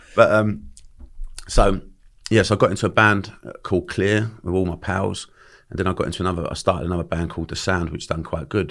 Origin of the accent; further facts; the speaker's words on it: London, United Kingdom; accent: Cockney; I grew up in Bermondsey